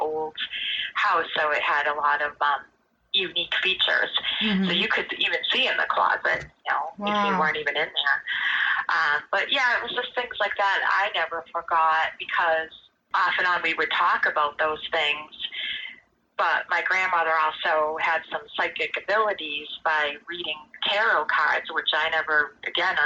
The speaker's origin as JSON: {"language": "English", "town": "North Brookfield", "region": "Massachusetts", "country": "United States", "tie": "born or raised there", "said": "when we were growing up in North Brookfield"}